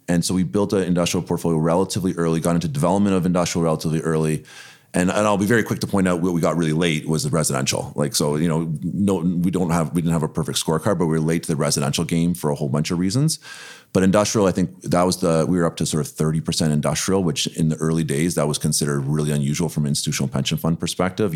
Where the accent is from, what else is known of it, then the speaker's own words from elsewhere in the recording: Toronto, Ontario, Canada; born and raised in Toronto